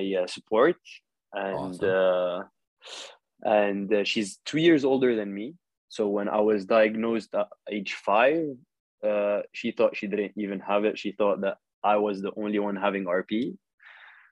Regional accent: Saudi Arabia; moved away as an adult; also born or lived in Lebanon (ancestry); now in Paris, France; I'm originally Lebanese, born and raised in Saudi Arabia, KSA.

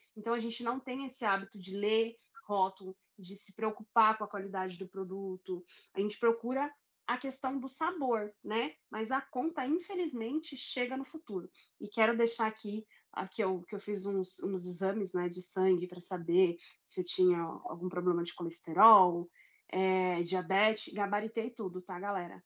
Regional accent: Guarulhos, São Paulo, Brazil; aqui na minha terra, Guarulhos

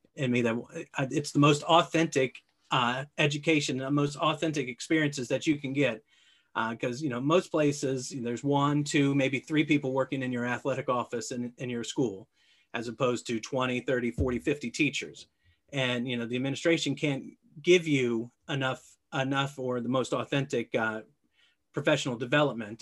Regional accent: Alexandria, Virginia, United States; I grew up in Alexandria, Virginia, about, uh, about four miles from where I work today

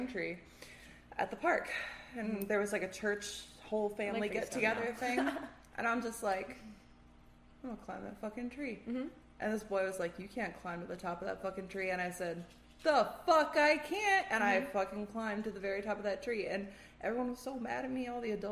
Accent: Michigan, United States; born or raised there

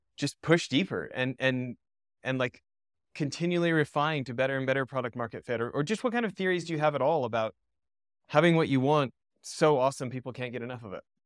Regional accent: Canada; I grew up in Canada

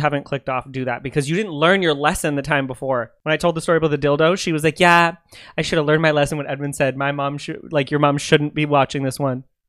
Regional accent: Canada; I'm Canadian

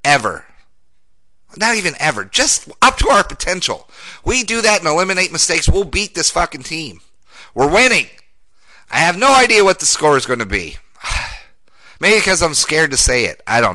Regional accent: Denver, Colorado, United States; Grew up, born and raised in Denver, Colorado

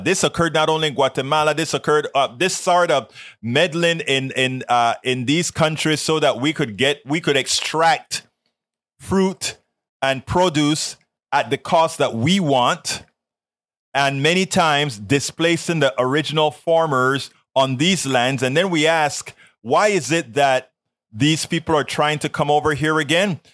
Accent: Colón, Panama; moved away; I'm actually from Colon

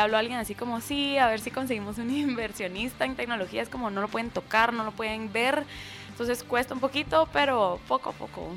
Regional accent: Escuintla, Guatemala; en Escuintla y aparte como que es mi pueblo donde nací y crecí.

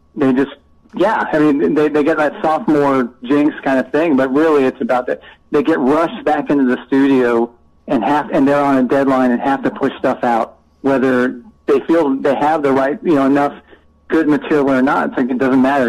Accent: Southern California, United States; I grew up in Southern California

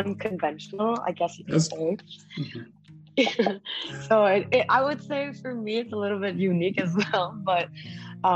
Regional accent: Kuala Lumpur, Malaysia; moved away as an adult; also born or lived in Taipei, Taiwan / United States; now in Vietnam; my parents moved to Malaysia, so that's where I grew up

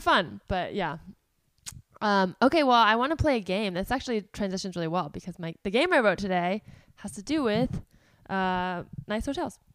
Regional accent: South Bay, California, United States; moved away as an adult; also born or lived in New York / Los Angeles; from the South Bay

